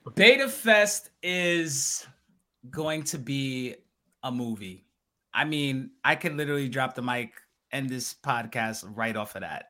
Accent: New York City, New York, United States; I'm native New Yorker

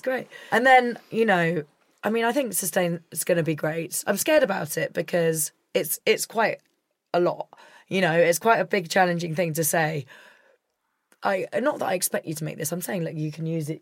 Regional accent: Scotland, United Kingdom; I'm a Scot

